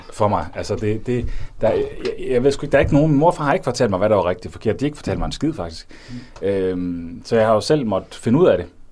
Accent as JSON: {"language": "Danish", "area": "North Jutland", "region": "North Denmark Region", "country": "Denmark", "tie": "born or raised there", "said": "den kultur, jeg er vokset op i i Nordjylland"}